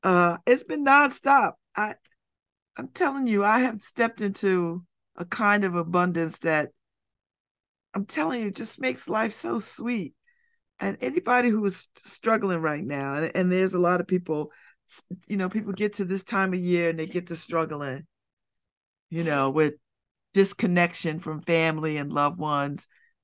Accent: Connecticut, United States; when I was a kid growing up, you know, and I lived in Church Street South. I grew up in Church Street South.

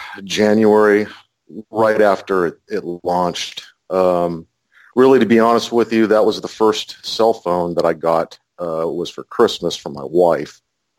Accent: California, United States; also born or lived in Ohio / Oklahoma; now in Texas, United States; I haven't lived here very long, maybe a couple years. I'm originally from California and Ohio and Oklahoma and all over the place.

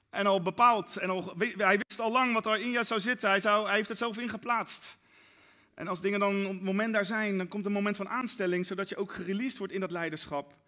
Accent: Netherlands; wij Nederlanders

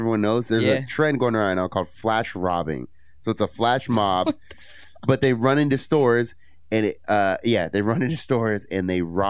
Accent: San Francisco, California, United States; I'm from San Francisco.

